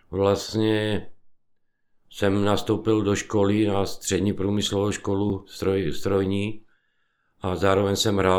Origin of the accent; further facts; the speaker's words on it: Vyškov, South Moravian Region, Czechia; born there; also born or lived in Krnov; Já jsem se narodil vlastně ve Výškově na Moravě. A, ale v 68. roce, když vlastně nás přišli osvobodit, tak táta byl vlastně eh, voják z povolání, bydleli jsme v Krnově